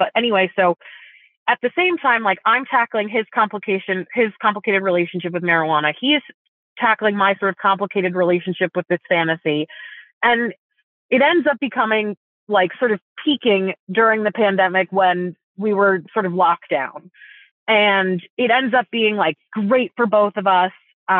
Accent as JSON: {"language": "English", "region": "East Coast", "country": "United States", "also_born_or_lived": "Italy", "said": "I actually grew up in Europe. But I was born in the U.S. I'm from the East Coast, and I went to summer camp on the East Coast with all the other Jews"}